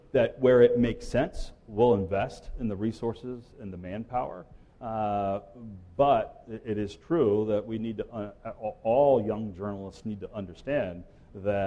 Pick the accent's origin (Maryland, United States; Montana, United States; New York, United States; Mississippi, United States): Maryland, United States; Salisbury; moved away as an adult; also born or lived in Louisville, Kentucky; Salisbury, Maryland, my hometown